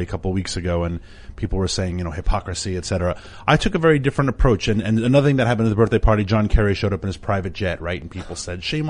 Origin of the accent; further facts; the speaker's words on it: New York, United States; I'm from New York.